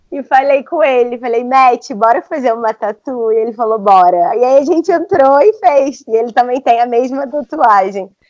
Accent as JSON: {"language": "Portuguese", "region": "Rio de Janeiro", "country": "Brazil", "said": "eu sou carioca."}